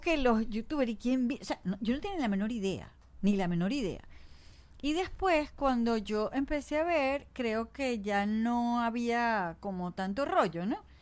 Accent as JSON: {"language": "Spanish", "country": "Venezuela", "said": "nosotros como venezolanos"}